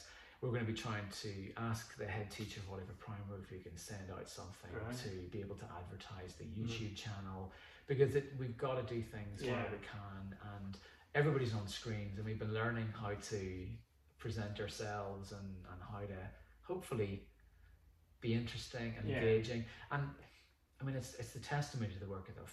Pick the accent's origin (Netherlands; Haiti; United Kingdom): United Kingdom; Northern Ireland; moved away as an adult; also born or lived in Mexico; now in Wallyford, United Kingdom; as a Northern Irish person